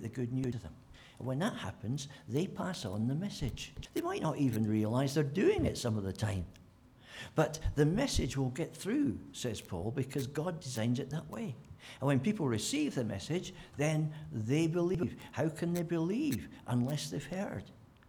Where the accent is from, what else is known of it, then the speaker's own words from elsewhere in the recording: Scotland, United Kingdom; being a Scot